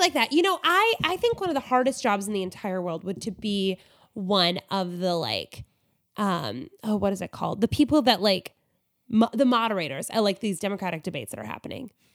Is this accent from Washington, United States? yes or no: no; Alaska, United States; I grew up in Alaska